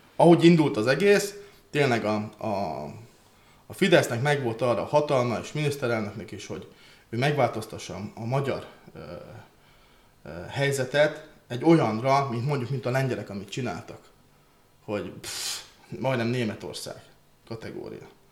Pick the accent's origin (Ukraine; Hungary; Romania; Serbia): Ukraine; Transcarpathia, Zakarpattia Oblast; én kárpátai magyar vagyok